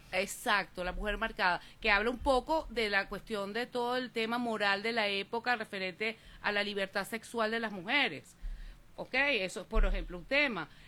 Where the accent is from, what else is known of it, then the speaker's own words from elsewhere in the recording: Venezuela; soy de Venezuela